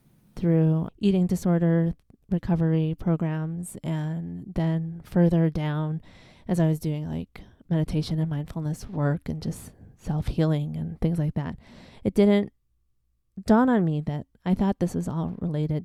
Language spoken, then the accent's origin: English; Chicago, Illinois, United States; moved away as an adult; also born or lived in New Hampshire; I'm born and raised in Chicago.